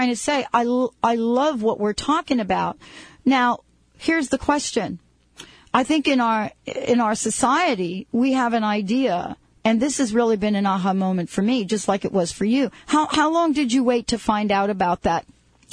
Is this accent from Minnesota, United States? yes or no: no; New York, United States; I'm a street girl. I grew up in New York